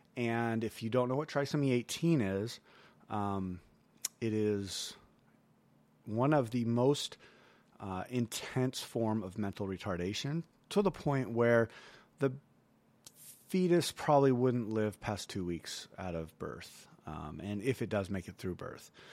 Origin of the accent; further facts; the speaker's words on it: United States; as American